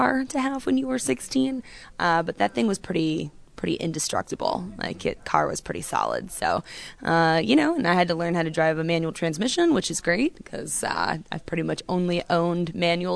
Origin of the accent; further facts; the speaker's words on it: Daytona Beach, Florida, United States; growing up in Daytona, obviously motorcycles have a pretty big influence in Daytona.